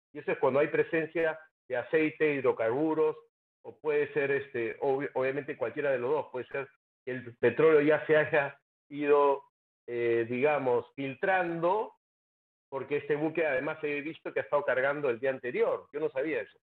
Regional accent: Peru; como peruano

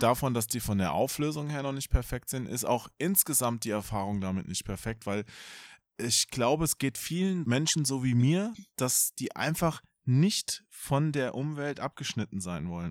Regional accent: Hesse, Germany; ich bin ja Hesse, ich verschlucke ja immer die Endungen

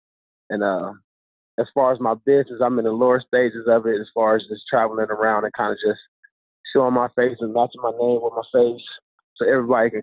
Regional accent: Ohio, United States; moved away; I was from Ohio

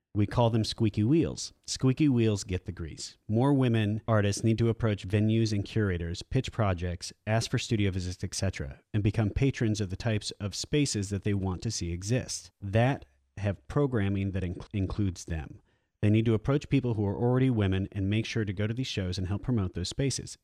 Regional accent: Iowa, United States; We're both from Iowa

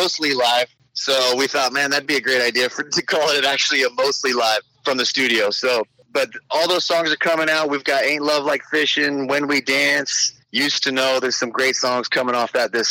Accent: Kingwood, Texas, United States; I grew up in Kingwood, not too far from Conroe

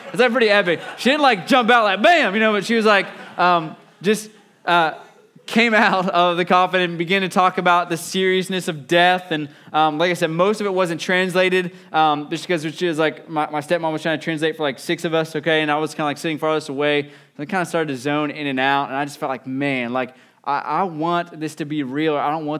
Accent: West Virginia, United States; I'm from West Virginia, but moved down.

